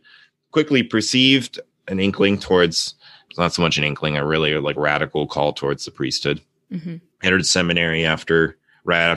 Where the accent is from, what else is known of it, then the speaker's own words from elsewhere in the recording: Seattle, Washington, United States; I'm from born and raised in Seattle.